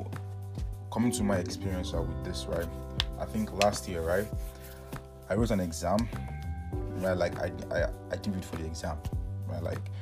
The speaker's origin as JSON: {"language": "English", "country": "Nigeria", "moved": "yes", "lives_now": "Canada", "said": "I'm from Nigeria, but right now, currently, I'm studying in Canada"}